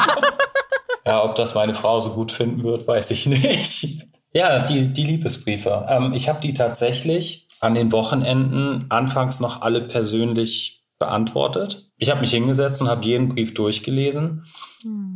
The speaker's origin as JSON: {"language": "German", "region": "Hamburg", "country": "Germany", "tie": "born or raised there", "said": "gebürtig komme ich ja aus Hamburg"}